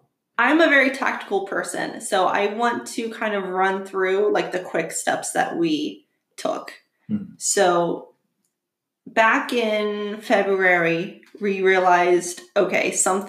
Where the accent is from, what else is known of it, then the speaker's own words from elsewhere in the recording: Pennsylvania, United States; now in Kentucky, United States; we live in Kentucky now and we were supposed to get married in Pennsylvania because we're both from Pennsylvania